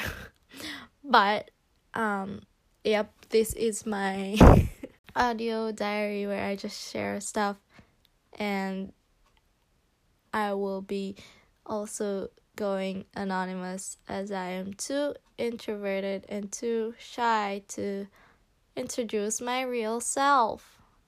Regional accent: Philippines; English is a second language; moved away; I am from the Philippines

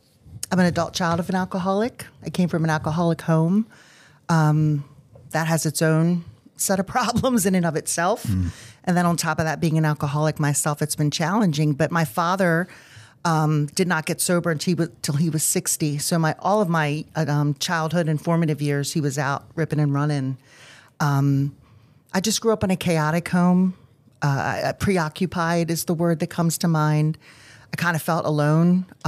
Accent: Baltimore, Maryland, United States; Yes, I've lived in Timonium for over 20 years okay. in the Baltimore area my whole life.

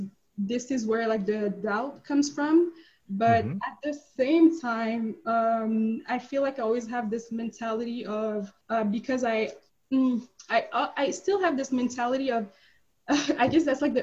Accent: Quebec City, Quebec, Canada; I grew up in Quebec City, which is predominantly white

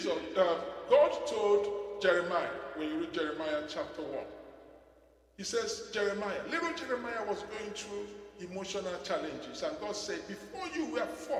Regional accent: Nigeria; I'm a citizen of heaven, made in heaven, assembled in Nigeria, and dispatched to my generation

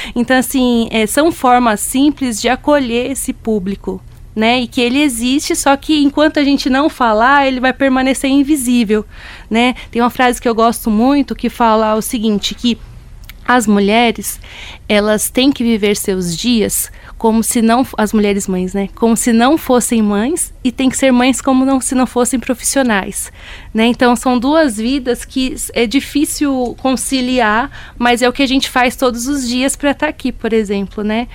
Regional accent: Rio Grande da Serra, São Paulo, Brazil; Eu sou de Rio Grande da Serra, divisa de município com Paranapiacaba

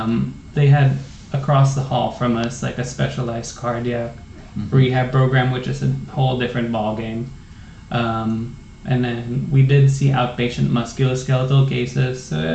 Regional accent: Philippines; now in United States; There are a lot of things I think that are taken for granted both ways. Really? You know, there were things back home where you would consider them luxuries here.

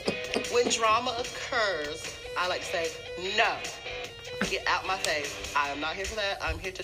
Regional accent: Ramseur, North Carolina, United States; I'm 24 years of age, and I'm from Ramsor, North Carolina.

